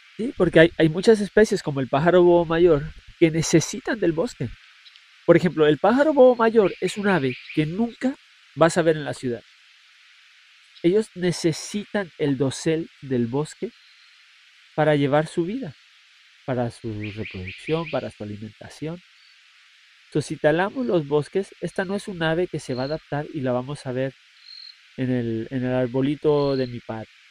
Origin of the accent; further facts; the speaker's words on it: Puerto Rico; nosotros mismos como puertorriqueños